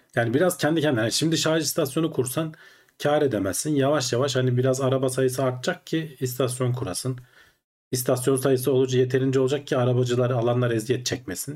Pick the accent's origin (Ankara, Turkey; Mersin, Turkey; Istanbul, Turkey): Ankara, Turkey; Ankaralıyız biz aslında.